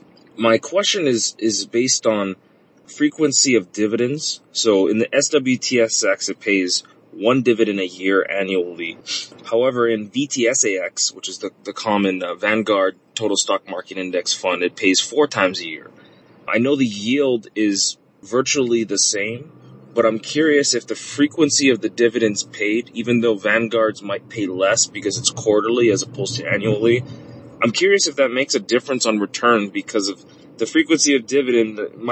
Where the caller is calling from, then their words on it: Oahu, Hawaii, United States; I'm a listener from Oahu, Hawaii.